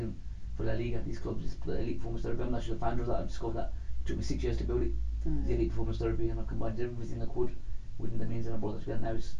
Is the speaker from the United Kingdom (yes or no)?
yes; Birmingham, West Midlands, United Kingdom; I'm still coming from Alan Rock. I still live here. I'm still coming from Alan Rock, and I'll never change that.